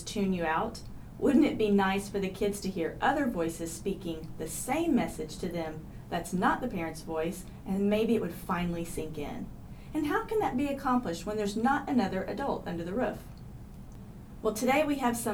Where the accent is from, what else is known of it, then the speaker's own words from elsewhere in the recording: Tulsa, Oklahoma, United States; I grew up in Tulsa